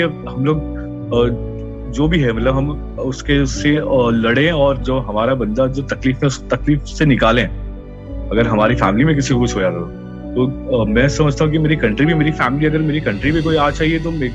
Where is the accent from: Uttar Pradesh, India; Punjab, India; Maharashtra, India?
Maharashtra, India; Mumbai; मैं महाराष्ट्र मुंबई से हूँ और और मेरा बचपन एक बहुत ही कठिन स्थिति से गुजरा है